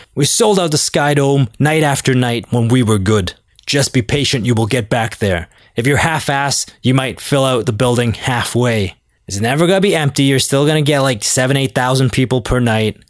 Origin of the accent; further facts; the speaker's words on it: Toronto, Ontario, Canada; I'm from Toronto